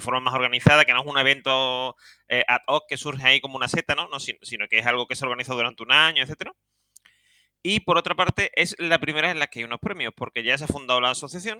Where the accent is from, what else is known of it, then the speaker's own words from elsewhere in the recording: Seville, Andalusia, Spain; soy un sevillano